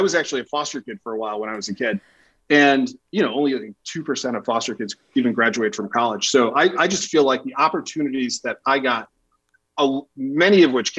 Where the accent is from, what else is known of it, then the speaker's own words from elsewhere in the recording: Buffalo, New York, United States; So that's where this country was in this moment when I was born in Buffalo. And growing up there, you know, being a child of two races, I went to an all-Black church, but I grew up in a all-Polish neighborhood.